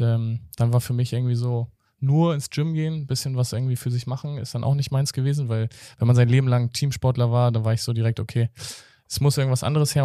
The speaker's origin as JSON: {"language": "German", "region": "Hamburg", "country": "Germany", "tie": "born or raised there", "said": "ich bin auch im Hamburger Osten so aufgewachsen"}